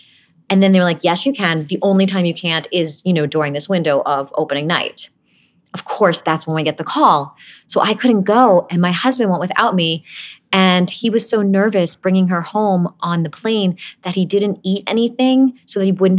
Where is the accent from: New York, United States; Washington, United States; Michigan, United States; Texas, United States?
New York, United States; I didn't really fit in Brooklyn. I always felt like I didn't belong there. So I kind of made up my own accent by watching Beverly Hills 90210 probably.